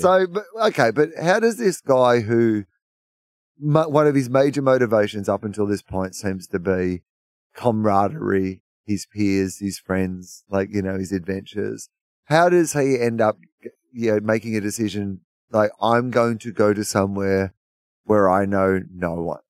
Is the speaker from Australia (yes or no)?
yes; Australia; as an Australian